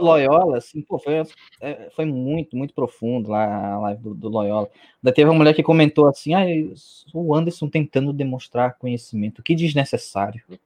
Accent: Northeast Region, Brazil; Eu sou do Nordeste

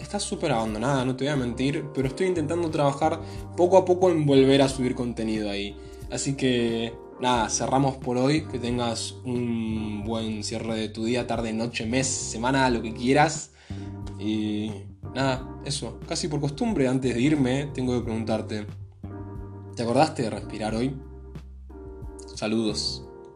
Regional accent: Argentina; soy argentino

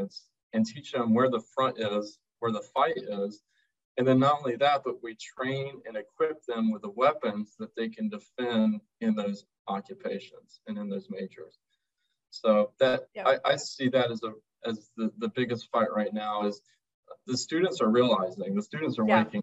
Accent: North Carolina, United States; I grew up in North Carolina

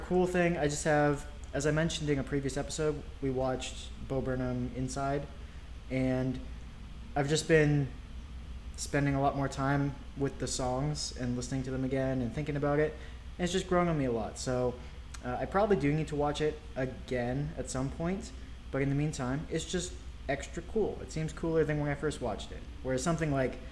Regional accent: Ontario, Canada; moved away; I grew up in Ontario

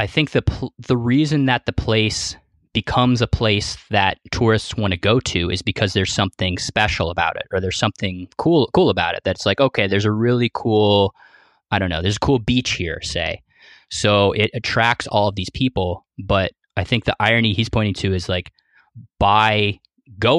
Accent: Ohio, United States; moved away; I'm from Ohio originally

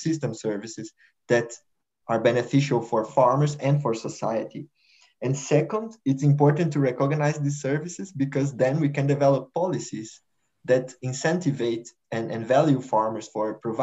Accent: Brazil; moved away as an adult; now in Netherlands; I am a researcher at Wageningen University, but I'm originally from Brazil

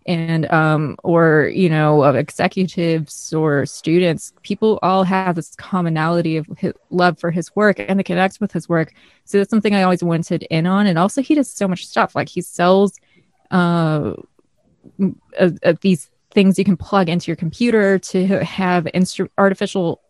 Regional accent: Midwest, United States; accent: northern state / Midwestern; I'm American, like from a northern state, to come off a little bit rough how I speak

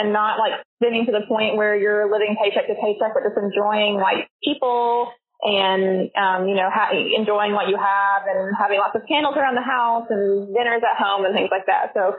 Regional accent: Little Rock, Arkansas, United States; now in Conway, United States; Little Rock.

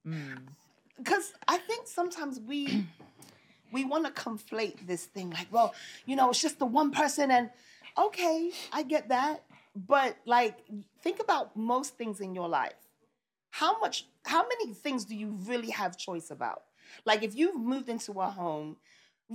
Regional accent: New York City, New York, United States; I grew up in Brooklyn

